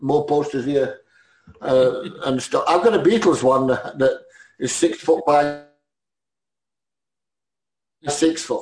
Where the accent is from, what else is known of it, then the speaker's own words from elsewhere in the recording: Sheffield, Yorkshire and the Humber, United Kingdom; We're Sheffield people